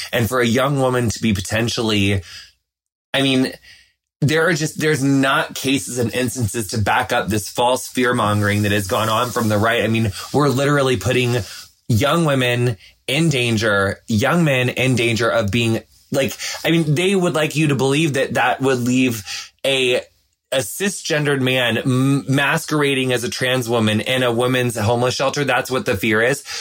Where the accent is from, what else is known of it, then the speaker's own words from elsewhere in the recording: across the river from Hannibal, Missouri, western Illinois, United States; I'm from Illinois, but my hometown is like six hours southwest of Chicago. It's like right on the Mississippi River, across the river from Hannibal, Missouri